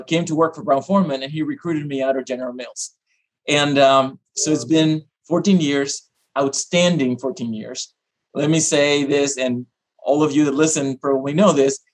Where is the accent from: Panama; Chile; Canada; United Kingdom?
Panama; moved away; also born or lived in Iowa; I am originally from Panama. So I'm a little ways from home